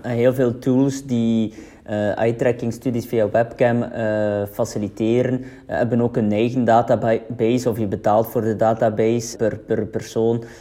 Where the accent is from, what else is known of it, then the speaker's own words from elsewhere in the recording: West Flanders, Belgium; Wij zijn beide van West-Vlaanderen